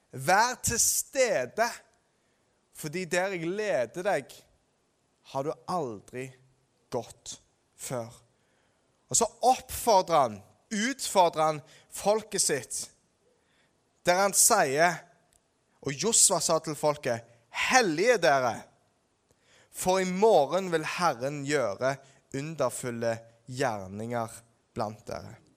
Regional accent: Ålgård, Rogaland, Norway; På Ålgård, der jeg er fra

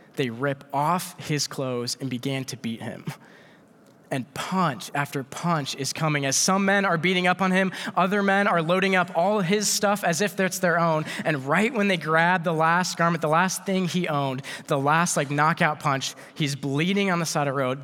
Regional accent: Iowa, United States; we're from Iowa.

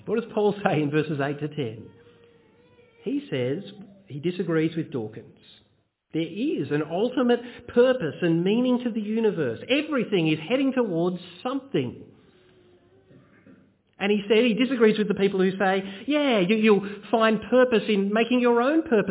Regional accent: Bendigo, Victoria, Australia; When I was a kid, I grew up in Bendigo in central Victoria.

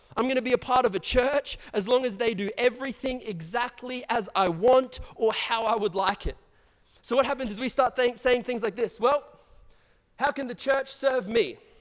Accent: Brisbane, Queensland, Australia; I grew up in the south side of Brisbane

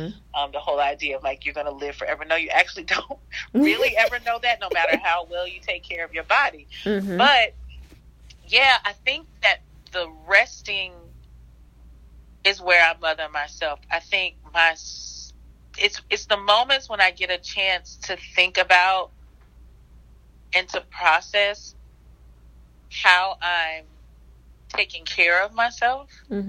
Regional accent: the South, United States; I grew up in the South, and, like, when somebody says hello to you and you don't stay and you don't finish that, you know, how all y'all doing, how you doing

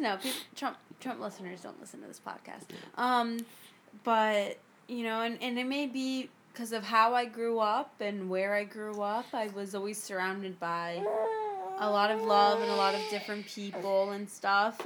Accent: South Florida, United States; I'm from South Florida

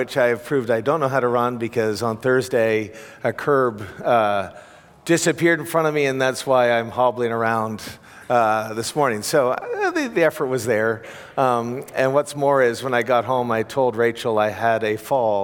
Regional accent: Canada; moved away; also born or lived in Europe; I'm a Canadian who lived in Europe for 10 years

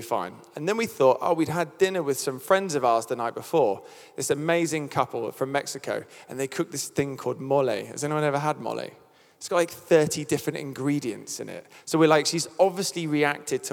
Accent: United Kingdom; I'm British

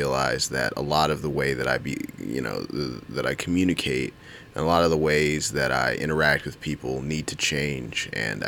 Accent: United States; I grew up in Howard County

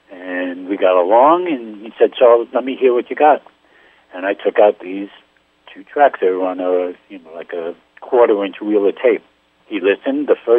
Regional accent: New York City, New York, United States; I grew up in Brooklyn.

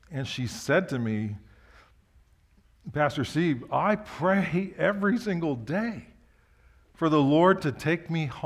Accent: Osaka, Japan; So I grew up in Japan. My parents were missionaries. We'd go on vacation in the early years from where we lived in Osaka to the mountains of Karuizawa by train.

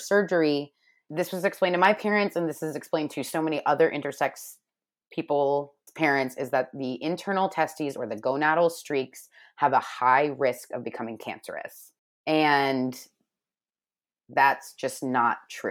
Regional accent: St. Petersburg, Florida, United States; I was born and raised in St. Petersburg, Florida

